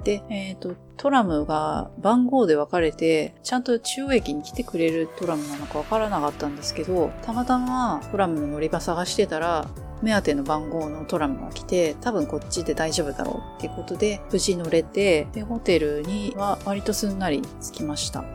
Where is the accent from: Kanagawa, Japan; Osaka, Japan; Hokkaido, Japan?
Kanagawa, Japan; Enoden line area; 私も地元ではあるんで